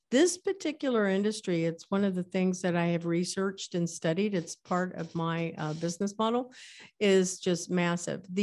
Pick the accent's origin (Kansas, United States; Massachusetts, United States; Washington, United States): Kansas, United States; born there; I was born in Kansas. So, you know, that area of the world had a different name.